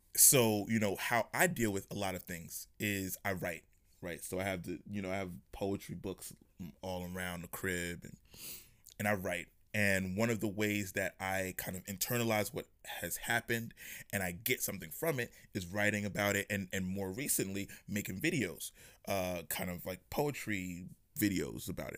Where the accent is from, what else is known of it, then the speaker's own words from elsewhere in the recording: New York, United States; I'm from New York